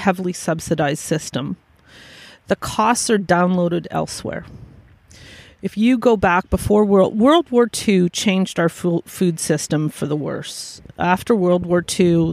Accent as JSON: {"language": "English", "town": "Vancouver", "region": "British Columbia", "country": "Canada", "tie": "born or raised there", "moved": "yes", "said": "I was born and raised in Vancouver"}